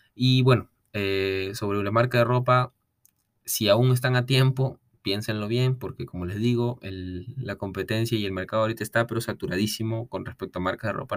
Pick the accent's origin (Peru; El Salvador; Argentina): Peru; also born or lived in Lima; yo soy de Perú, yo soy de provincia, pero yo estuve viviendo en Lima por temas de estudio